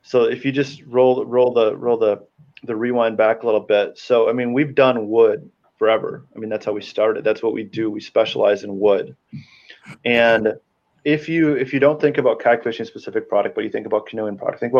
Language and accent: English; Wisconsin, United States; I'm from Wisconsin, born and raised